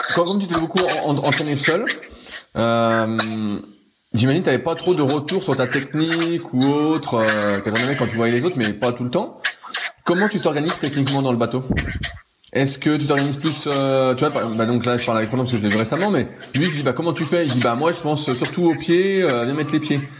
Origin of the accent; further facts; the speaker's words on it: Mitry-Mory, Île-de-France, France; moved away; je suis de région parisienne à la base